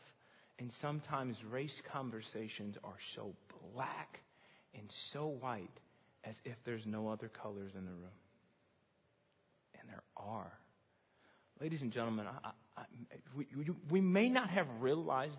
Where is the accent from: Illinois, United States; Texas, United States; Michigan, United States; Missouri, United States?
Illinois, United States; Chicago